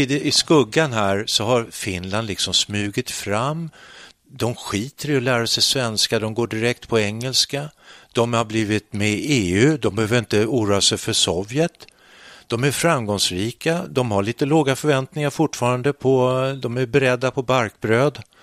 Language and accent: Swedish; Sweden; när jag växte upp i alla fall så var det, då skulle man tycka att Sverige var dåligt.